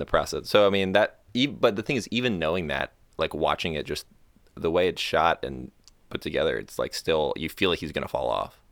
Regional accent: Florida, United States; moved away as an adult; I'm from Florida. I grew up, uh, not golfing.

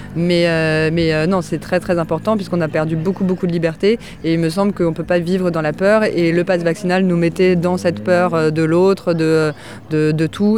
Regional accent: France; je suis née en France

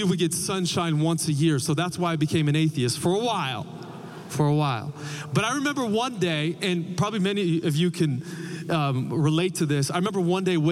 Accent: Portland, Oregon, United States; moved away; I grew up in Portland

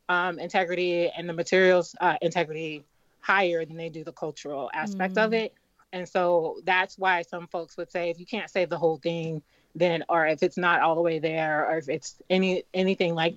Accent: Los Angeles, California, United States; moved away as an adult; now in Philadelphia, United States; I'm from Los Angeles, and I actually lived through the Los Angeles riots in the 90s. I was living in South Central Los Angeles at the time. I was very young

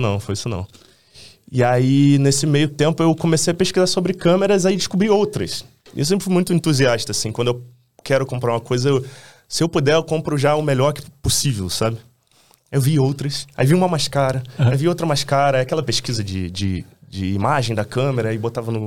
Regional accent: Rio de Janeiro, Brazil; eu sou um cara de, do subúrbio do Rio. Eu nasci em Bangu e cresci em Realengo Bangu

